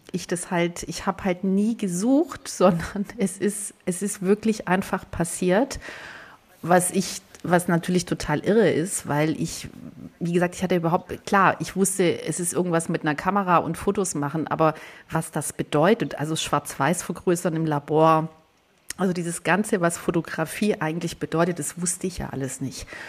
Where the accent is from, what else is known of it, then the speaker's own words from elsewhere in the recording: Southern Germany, Germany; ich komme aus Süddeutschland, aus einer kleinen Stadt